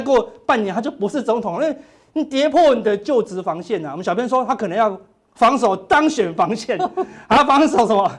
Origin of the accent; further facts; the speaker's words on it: Taiwan; 我们台湾人算很有智慧了啦